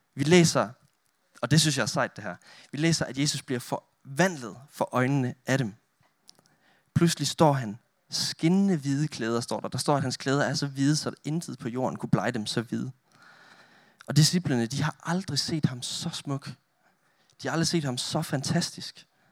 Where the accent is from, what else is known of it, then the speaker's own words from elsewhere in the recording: Denmark; moved away as an adult; now in Roskilde, Denmark; Jeg er selv oprindelig jyde. Jeg kommer fra Olleren